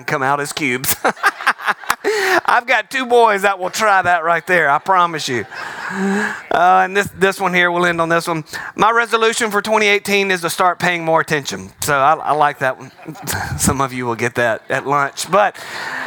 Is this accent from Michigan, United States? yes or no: no; Alabama, United States; I'm from Alabama